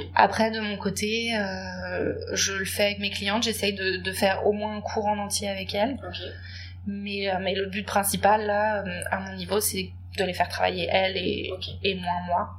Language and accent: French; Paris, Île-de-France, France; je viens de Paris, j'habite à Paris